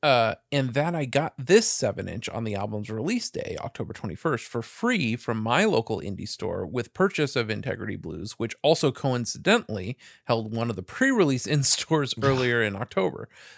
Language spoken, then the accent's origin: English; South Bay, California, United States; Daily Breeze down here in the South Bay. Is that it? Yeah, man. That's my hometown paper.